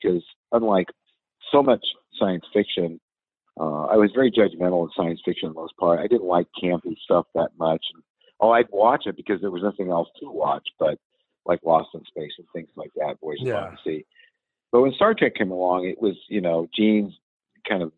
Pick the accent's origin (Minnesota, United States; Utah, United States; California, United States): California, United States; San Francisco; I grew up in San Francisco